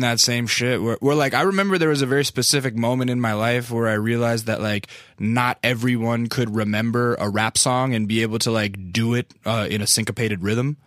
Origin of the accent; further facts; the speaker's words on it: Alaska, United States; I'm from Alaska